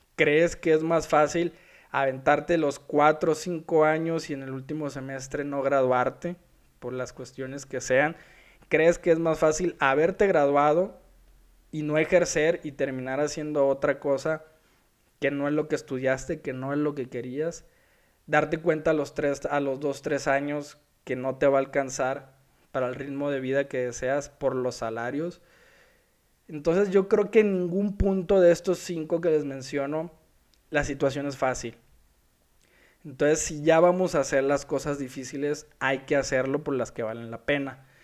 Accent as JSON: {"language": "Spanish", "town": "Culiacán", "region": "Sinaloa", "country": "Mexico", "moved": "yes", "lives_now": "Guadalajara, Mexico", "said": "Yo soy de Culiacán, vivo en Guadalajara."}